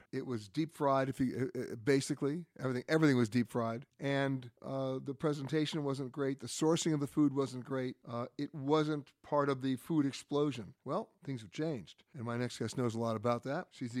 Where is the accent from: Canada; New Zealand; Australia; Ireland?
Australia; Speaking as an Australian.